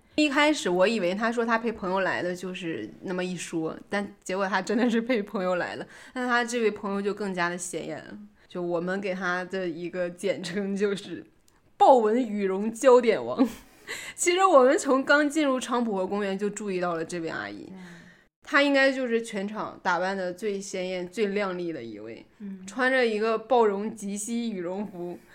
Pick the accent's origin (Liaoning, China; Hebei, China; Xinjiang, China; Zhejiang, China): Liaoning, China; Gaizhou; moved away; 我是盖县